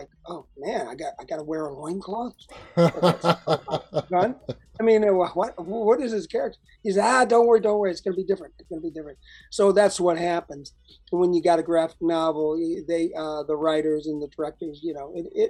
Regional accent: Chicago, Illinois, United States; moved away; also born or lived in Alabama; I'm originally from Alabama, but I grew up a lot of my life in Chicago

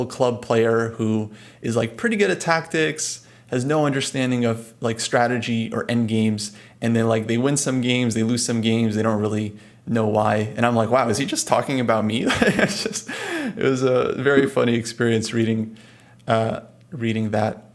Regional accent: California, United States; we're both from California

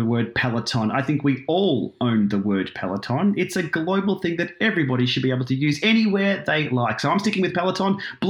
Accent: Ohio, United States; everybody once knew we're all from Ohio, but now that joke sort of falls flat now about being from Ohio.

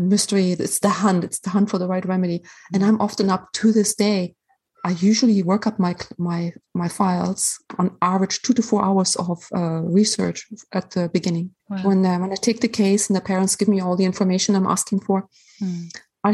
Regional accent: Germany; moved away; I'm from Germany originally

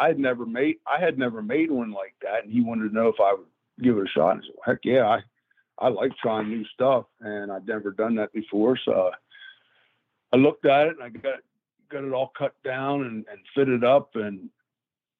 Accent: Greencastle, Pennsylvania, United States; also born or lived in Kutztown, Pennsylvania; I'm from Kutztown, Pennsylvania. I grew up in Greencastle, Pennsylvania.

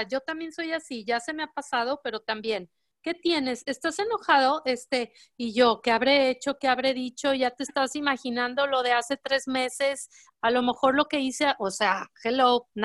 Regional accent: León, Guanajuato, Mexico; ya sabes, como buen mexicano y como buen leonés, el fútbol todo el día.

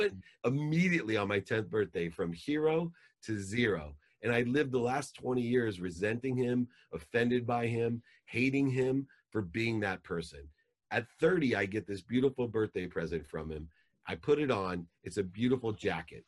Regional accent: San Diego, California, United States; also born or lived in Akron, Ohio; when I moved from Akron, Ohio to San Diego

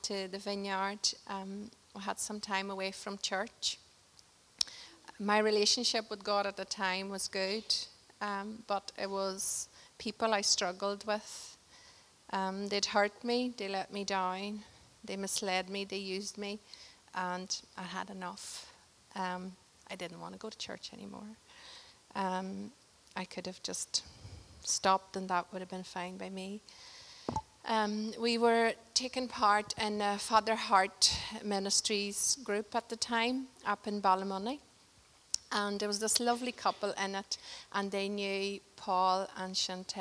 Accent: Portugal; moved away; we got a chance to go to Portugal, my home country

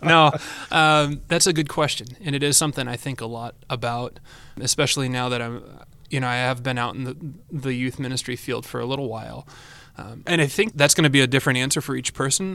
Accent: Yorkville, Illinois, United States; now in Cedar Rapids, United States; I was born in that area and raised and never moved

